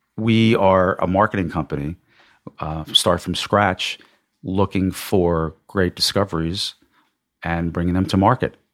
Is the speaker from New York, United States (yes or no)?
yes; Long Island, New York, United States; also born or lived in Massachusetts / Manhattan; I grew up in Long Island, I, I'm a New York boy